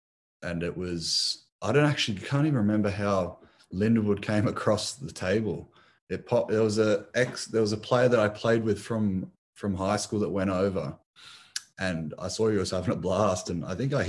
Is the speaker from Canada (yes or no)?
no; Sydney, New South Wales, Australia; moved away as an adult; also born or lived in United States / Spain; now in Canberra, Australia; where I grew up in Clovelly.